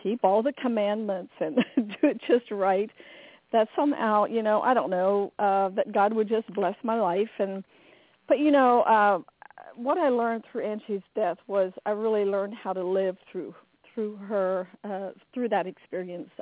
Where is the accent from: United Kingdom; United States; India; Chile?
United States; I grew up in the Amish culture. I was Amish